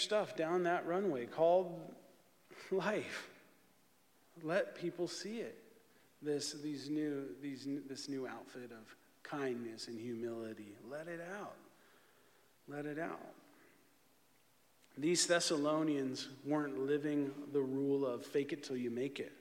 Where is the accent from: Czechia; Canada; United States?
United States; San Bernardino, California; also born or lived in Redlands, California; I grew up in San Bernardino and in Redlands